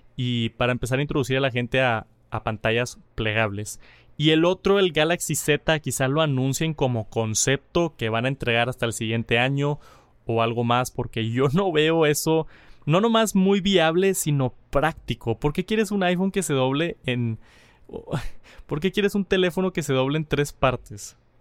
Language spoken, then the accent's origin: Spanish; Colombia; also born or lived in Bogotá; soy de Colombia, vivo en Bogotá